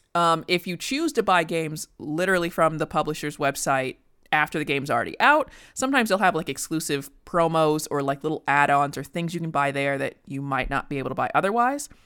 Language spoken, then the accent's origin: English; United States; as an American